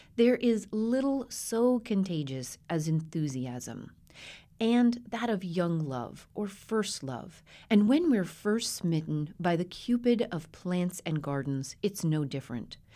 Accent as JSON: {"language": "English", "region": "Colorado", "country": "United States", "tie": "born or raised there", "moved": "yes", "said": "My best friend growing up in Colorado"}